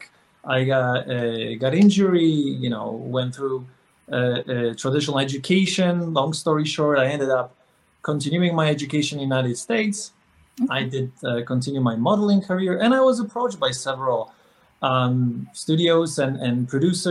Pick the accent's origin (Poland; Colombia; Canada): Poland; moved away; growing up in Poland, which is a super conservative Catholic society